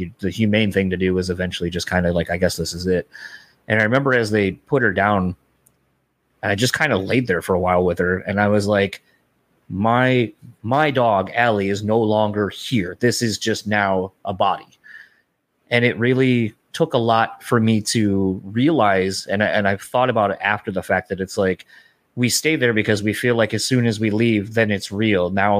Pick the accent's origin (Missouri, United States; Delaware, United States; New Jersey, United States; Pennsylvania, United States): Delaware, United States; now in Michigan, United States; because I grew up in Delaware originally and I live here in Michigan, so when family back home dies